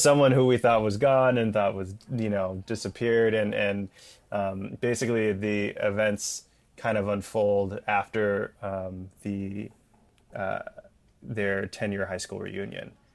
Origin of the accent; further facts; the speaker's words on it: Bay Area, California, United States; my hometown up in the Bay Area